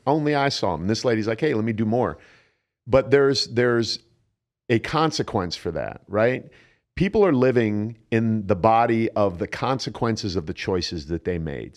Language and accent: English; Canton, Ohio, United States; born or raised there; moved away